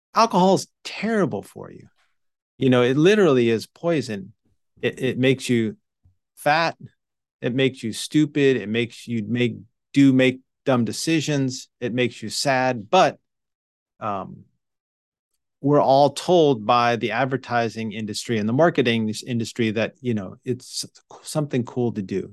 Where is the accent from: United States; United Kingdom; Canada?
United States; New York; moved away as an adult; I grew up in New York